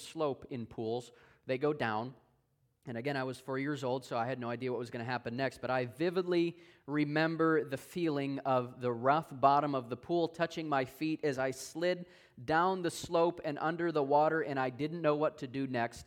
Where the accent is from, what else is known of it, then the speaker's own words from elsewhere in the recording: Wisconsin, United States; I'm originally from Wisconsin